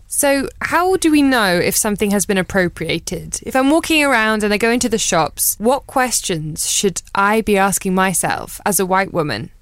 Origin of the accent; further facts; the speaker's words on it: Brighton, South East England, United Kingdom; I'm from Brighton